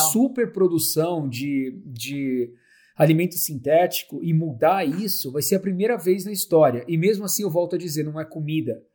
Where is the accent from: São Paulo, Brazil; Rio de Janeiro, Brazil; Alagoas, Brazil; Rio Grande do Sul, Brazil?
São Paulo, Brazil; Santo André; moved away as an adult; also born or lived in Curitiba / Europe / Laos / Africa; Eu sou de Santo André, é, estudei em Curitiba, é, estudei na Europa depois